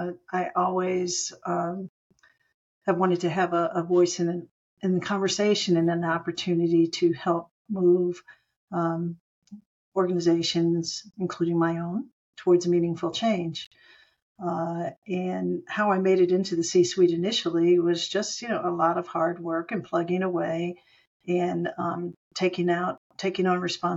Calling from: Phoenix, Arizona, United States; And I'm calling in from Phoenix, Arizona in the United States.

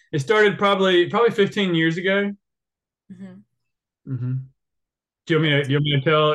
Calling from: Apex, North Carolina, United States; I am calling from Apex, North Carolina. So that is right below Raleigh, North Carolina.

